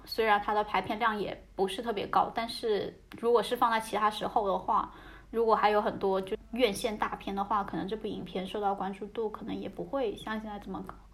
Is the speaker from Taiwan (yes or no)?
no; Hainan, China; 我老家是在海南